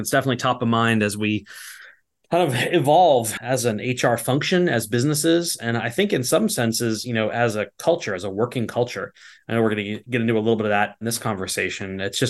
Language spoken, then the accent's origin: English; Virginia, United States; born there; I was born in Virginia, and my father was in the banking industry.